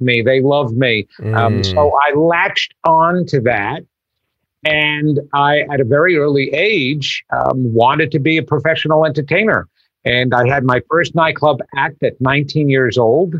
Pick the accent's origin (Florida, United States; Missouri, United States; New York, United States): New York, United States; Long Island; I grew up on Long Island in a small town